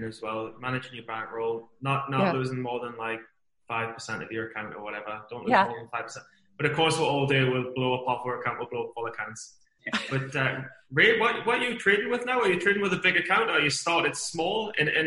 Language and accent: English; Newcastle upon Tyne, North East England, United Kingdom; I'm from Newcastle in England, and it's the northeast of England